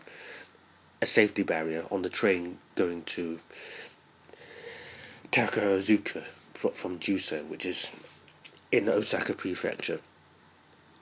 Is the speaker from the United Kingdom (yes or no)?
yes; United Kingdom; now in Japan; where I'm from Britain